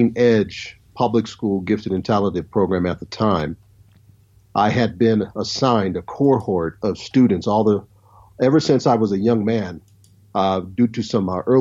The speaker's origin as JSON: {"language": "English", "town": "Long Beach", "region": "California", "country": "United States", "tie": "born or raised there", "also_born_or_lived": "Compton, California / Mountain Home, Idaho", "moved": "as an adult", "said": "I was born in Long Beach, California, 1973, Memorial Hospital. I lived in Long Beach, California, all the way up until I was about 18"}